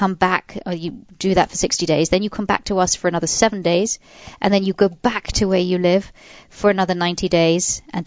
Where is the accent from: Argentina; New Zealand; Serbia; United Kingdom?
United Kingdom; England; being English